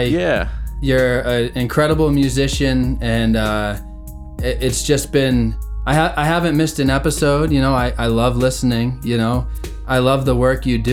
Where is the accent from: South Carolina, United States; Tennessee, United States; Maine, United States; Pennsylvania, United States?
Maine, United States; York; moved away; we all grew up in that small beach town, which I live 2,000 miles away from it now